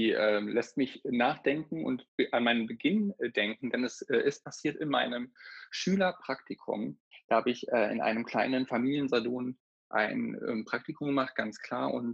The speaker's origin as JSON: {"language": "German", "region": "North Rhine-Westphalia", "country": "Germany", "tie": "born there", "said": "gebürtig bin ich aus der Nähe von Paderborn. Ich nenne es aber auch Paderboring."}